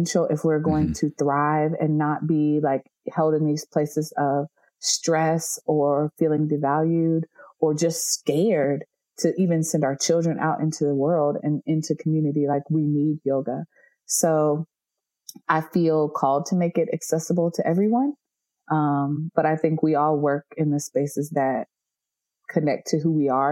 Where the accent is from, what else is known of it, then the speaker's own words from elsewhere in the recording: North Carolina, United States; I'm from North Carolina